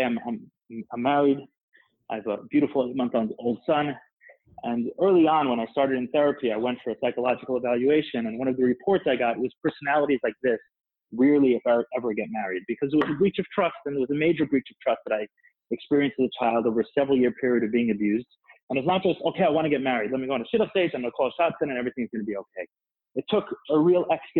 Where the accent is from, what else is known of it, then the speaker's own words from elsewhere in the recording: New York City, New York, United States; I grew up in Crown Heights